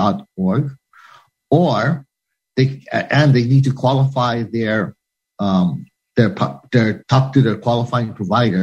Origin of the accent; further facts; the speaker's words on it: Hawaii, United States; now in Washington, D.C., United States; aloha from Hawaii, my home state, so far away from Washington, D.C.